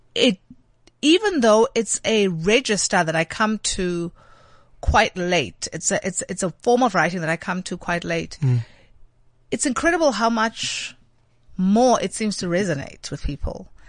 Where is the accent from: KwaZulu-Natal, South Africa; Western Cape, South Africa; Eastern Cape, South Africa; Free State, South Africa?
Eastern Cape, South Africa; Alice; moved away; my dad, um, lectured, um, organic chemistry at the University of Fort Hare.